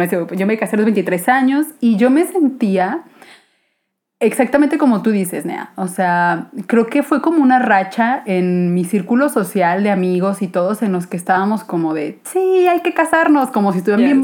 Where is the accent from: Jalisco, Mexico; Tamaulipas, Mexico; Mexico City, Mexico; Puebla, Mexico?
Jalisco, Mexico; Guadalajara; soy aquí de Guadalajara